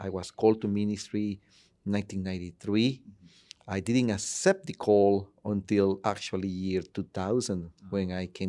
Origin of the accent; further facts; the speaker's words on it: Tegucigalpa, Francisco Morazán, Honduras; moved away; originally, I am from Honduras, Tegucigalpa